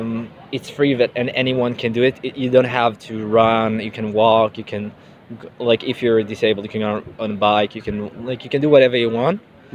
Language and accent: English; Israel; moved away as an adult; also born or lived in McLaren Vale, Australia; I'm from Israel.